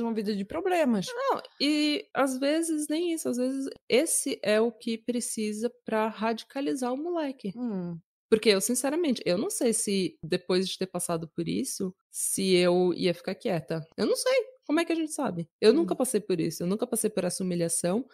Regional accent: Brazil; moved away as an adult; now in Norway; eu sou brasileira, mas moro na Noruega há 10 anos.

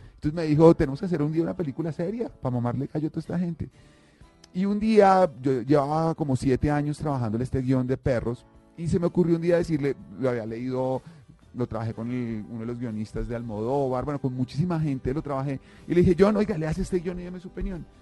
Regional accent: Colombia

